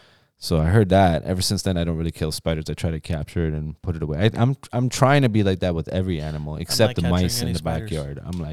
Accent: Iran; moved away; because, you know, we came from Iran and parents were both working and.

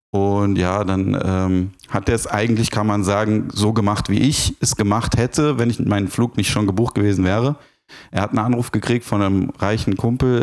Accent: Frankfurt, Hesse, Germany; bin ja Frankfurter

